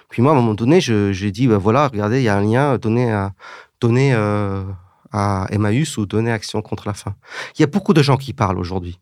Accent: England, United Kingdom; moved away as an adult; now in France; J'ai grandi en Angleterre, ce qui fait que parfois je ne parle pas comme la regrettée Jane Birkin, mais parfois j'ai un petit accent

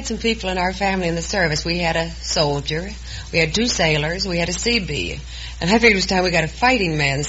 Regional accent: Monongah, West Virginia, United States; I'm from Monongo, West Virginia.

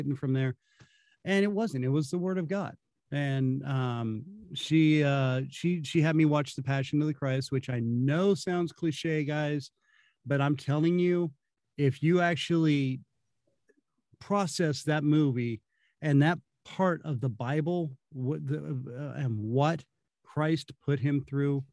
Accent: California, United States; now in Kansas City, United States; growing up in California

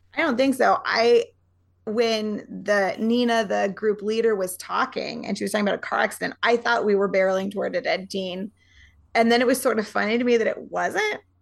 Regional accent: Montana, United States; moved away as an adult

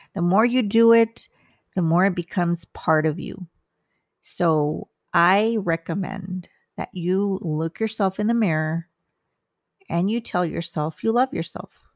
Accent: United States; I'm Hispanic. I'm Mexican American

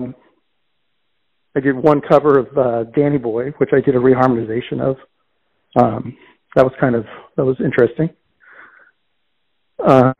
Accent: South Florida, United States; moved away as an adult; now in Los Angeles, United States; I grew up in South Florida

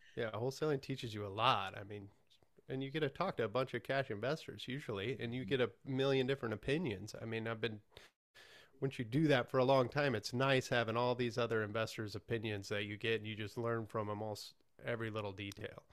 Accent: Johnson Lake, Nebraska, United States; moved away as an adult; also born or lived in Hastings, Nebraska; now in Lincoln, United States; I'm from the middle of Nebraska, Johnson Lake, and I went to school

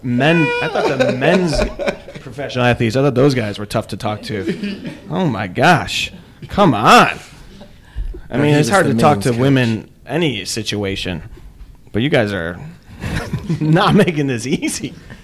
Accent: Chicago, Illinois, United States; We're from Chicago.

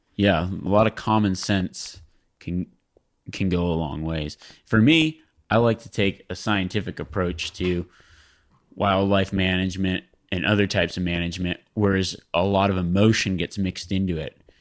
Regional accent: Nevada, United States; I grew up in Nevada, though, and, oh, I grew up in Nevada, and public land is everywhere

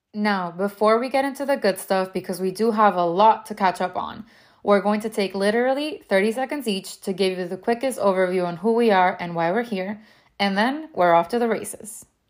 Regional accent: South Florida, United States; accent: Miami; also born or lived in Venezuela / London; raised in South Florida, and cannot shake my Miami accent

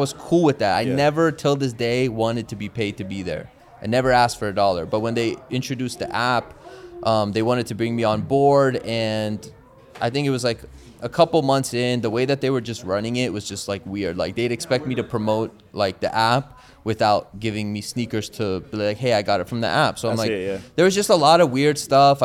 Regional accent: Bay Area, California, United States; Bay Area, which is my hometown

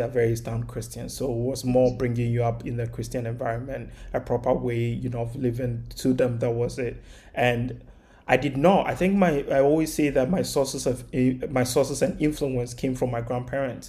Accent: Kumasi, Ashanti, Ghana; moved away as an adult; now in New York, United States; I grew up in Kumasi. It's the second largest city in Ghana

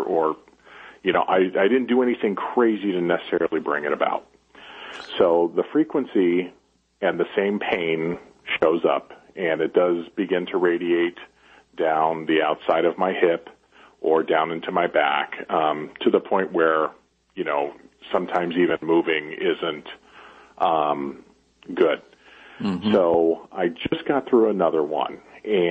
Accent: Chicago, Illinois, United States; moved away; also born or lived in Las Vegas; I grew up in Chicago and then moved to Las Vegas for a while

